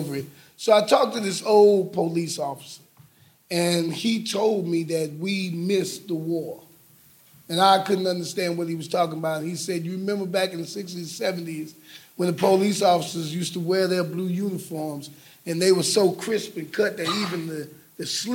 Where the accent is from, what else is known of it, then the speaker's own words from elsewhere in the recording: New York City, New York, United States; I'm growing up in Brooklyn, New York